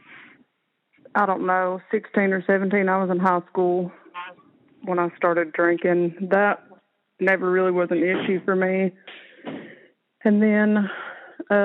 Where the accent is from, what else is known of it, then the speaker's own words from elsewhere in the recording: Bryson City, North Carolina, United States; I am 28 years old, and I'm from Bryson City